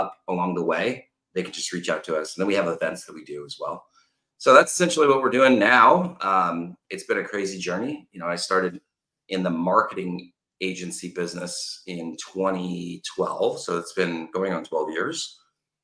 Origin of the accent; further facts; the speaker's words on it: Los Angeles, California, United States; I'm originally from Los Angeles, California